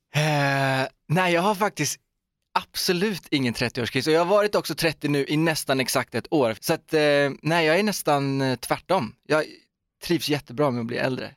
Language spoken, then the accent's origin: Swedish; Uddevalla, Västra Götaland, Sweden; Torp är ju då det här liksom fantastiska stora köpcentrumet i min hemstad Uddevalla